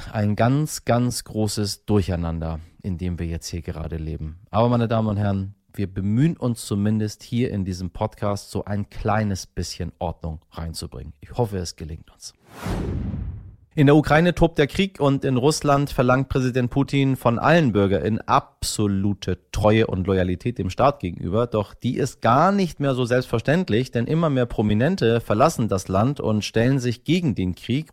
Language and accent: German; Germany; hier bei uns in Deutschland